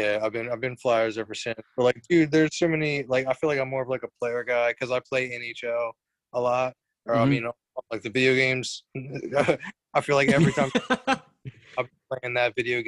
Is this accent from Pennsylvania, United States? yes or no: yes; Lancaster County, Pennsylvania, United States; moved away as an adult; now in Bear, Delaware, United States; I actually just moved to Bear, Delaware. This is my first year living in Bear. But I was born and raised in Lancaster County, Pennsylvania